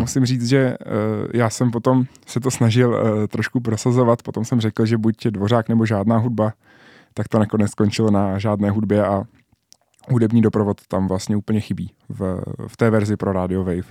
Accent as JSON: {"language": "Czech", "country": "Czechia", "said": "jediný Čech"}